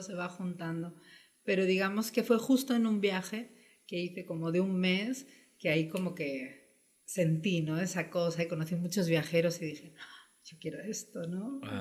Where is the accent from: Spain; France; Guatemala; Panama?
Spain; moved away as an adult; also born or lived in Brazil / Peru; now in Mexico; mis papás son españoles, vivieron 12 años allá, entonces yo ya nací viajando de alguna forma, ¿no? Regresamos a España cuando yo tenía 6 años